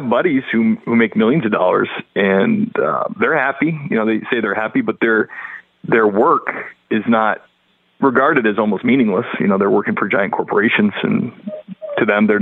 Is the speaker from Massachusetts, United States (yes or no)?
yes; New England, Massachusetts, United States; I grew up in the Northeast